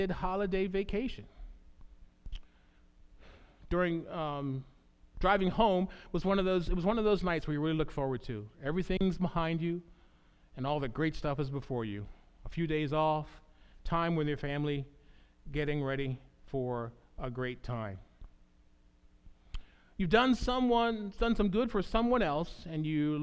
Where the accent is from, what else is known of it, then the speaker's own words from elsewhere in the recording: United States; the house that I grew up